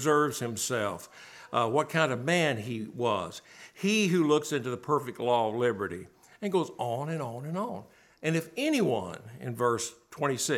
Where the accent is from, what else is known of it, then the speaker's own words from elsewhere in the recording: Bowling Green, Kentucky, United States; As a kid growing up in Bowling Green, Kentucky